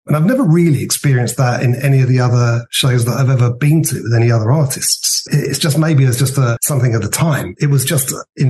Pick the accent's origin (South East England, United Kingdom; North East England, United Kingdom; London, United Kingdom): South East England, United Kingdom; Worthing; So I was born in 1970. When I went to school, I grew up in Worthing. I went to school there